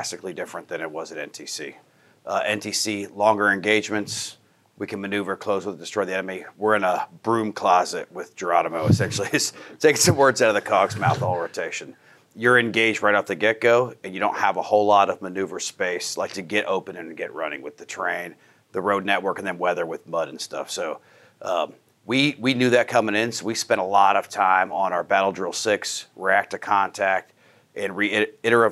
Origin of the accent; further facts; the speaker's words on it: Pennsylvania, United States; moved away as an adult; I'm born and raised in Pennsylvania, but Army career